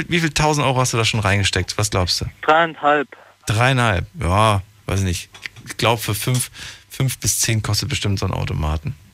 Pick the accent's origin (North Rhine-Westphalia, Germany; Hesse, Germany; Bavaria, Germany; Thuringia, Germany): North Rhine-Westphalia, Germany; Aachen